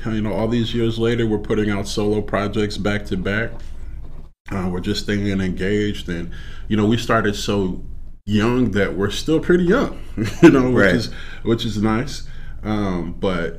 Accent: Aurora, Illinois, United States; born or raised there; also born or lived in LaGrange, Illinois / Chicago, Illinois

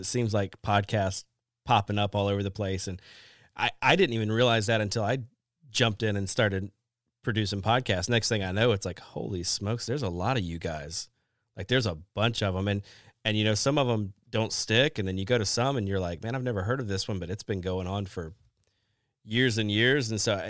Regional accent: the South, United States; Everybody that listens to this podcast knows I'm from the South.

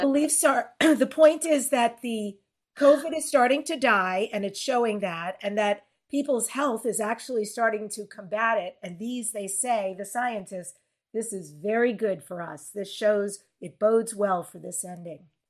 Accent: New York, United States; I was born in New York at 8:47 a.m.

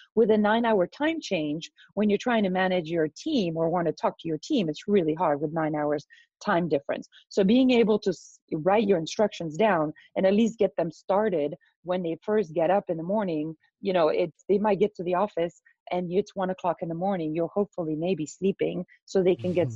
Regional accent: Belgium; I'm actually from Belgium. So, a tiny little country in Europe

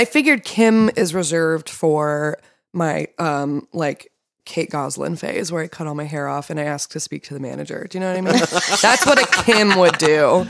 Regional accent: Torrance, California, United States; I grew up in Torrance.

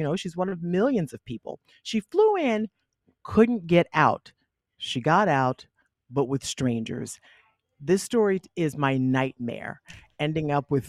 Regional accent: Charleston, South Carolina, United States; And I'm from Charleston, where we have some of the best beaches in the world

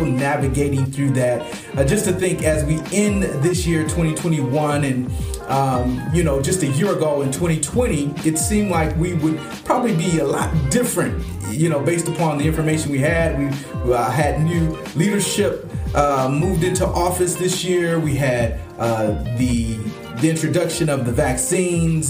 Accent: Flint, Michigan, United States; also born or lived in Detroit, Michigan; my hometown of Flint, Michigan

